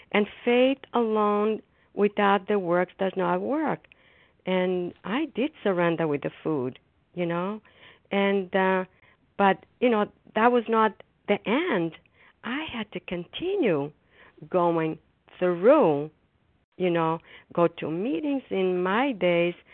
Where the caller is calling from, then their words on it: Foxborough, Massachusetts, United States; I'm a grateful recovering compulsive overeater, and I'm calling from Foxborough, Massachusetts.